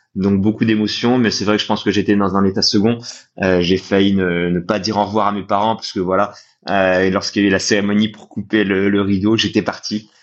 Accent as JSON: {"language": "French", "town": "Nancy", "region": "Grand Est", "country": "France", "said": "moi je viens de Nancy ce qui fait que dans l'est de la France"}